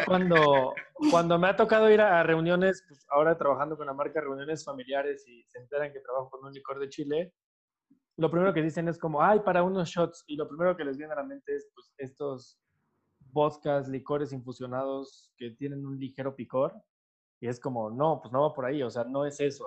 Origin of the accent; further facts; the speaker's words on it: Mexico; como mexicanos